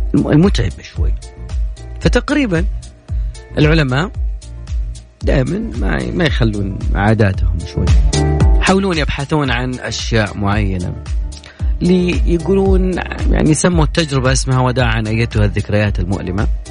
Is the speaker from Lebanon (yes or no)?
no; Saudi Arabia; كلنا كسعوديين